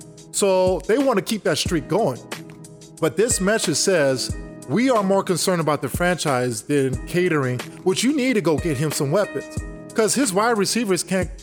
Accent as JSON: {"language": "English", "town": "Oakland", "region": "California", "country": "United States", "tie": "born or raised there", "said": "my hometown, Oakland, California."}